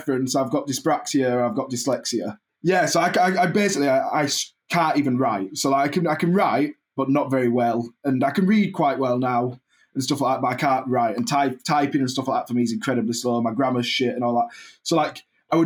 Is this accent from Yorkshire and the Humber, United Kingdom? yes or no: yes; Keighley, Yorkshire and the Humber, United Kingdom; I'm from Keighley, yeah, it's a Bradford postcode